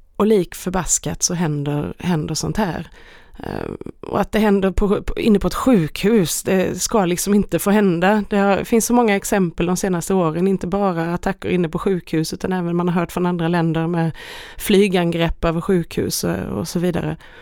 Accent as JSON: {"language": "Swedish", "country": "Sweden", "said": "hemma i Sverige"}